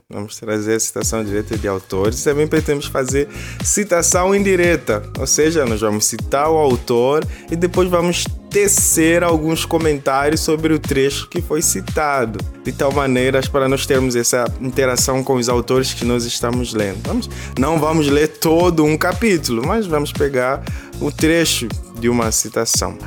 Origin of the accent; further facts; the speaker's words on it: Angola; now in Brazil; eu que vos falo sou angolano